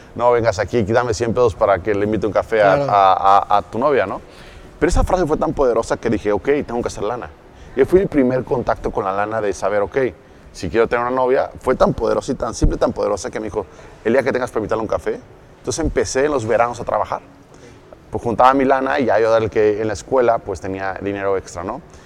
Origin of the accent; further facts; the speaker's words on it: Cuautla, Morelos, Mexico; also born or lived in Mexico City, Mexico; yo un día vivía en la Ciudad de México, despierto en Morelos, como a los 9, 10 años, ¿ok? En Cuautla, Morelos